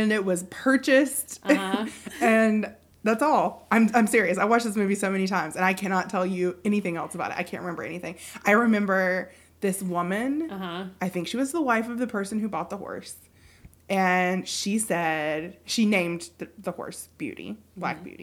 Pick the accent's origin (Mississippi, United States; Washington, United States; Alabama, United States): Alabama, United States; Birmingham; moved away as an adult; also born or lived in Mobile, Alabama; now in Connecticut, United States; I'm from Alabama. I grew up in central Alabama around the Birmingham area, the Birmingham metro area